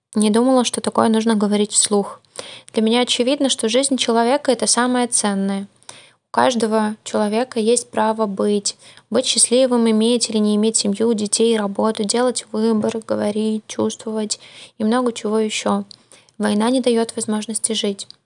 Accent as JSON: {"language": "Russian", "country": "Belarus", "said": "я из Беларуси"}